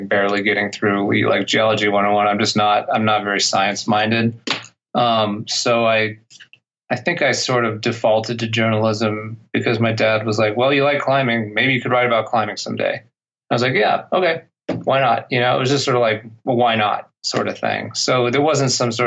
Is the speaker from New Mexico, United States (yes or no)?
yes; Albuquerque, New Mexico, United States; now in Boulder, United States; I'm from Albuquerque, New Mexico.